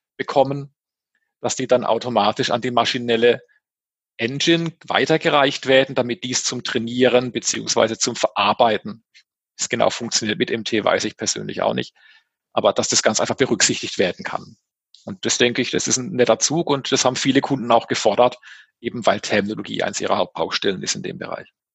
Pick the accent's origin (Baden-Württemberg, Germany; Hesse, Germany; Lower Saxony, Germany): Baden-Württemberg, Germany; als Badener